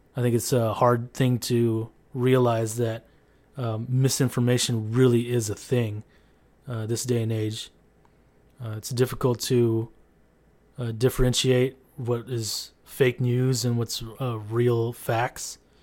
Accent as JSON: {"language": "English", "town": "San Diego", "region": "California", "country": "United States", "tie": "born or raised there", "said": "I grew up in San Diego, California"}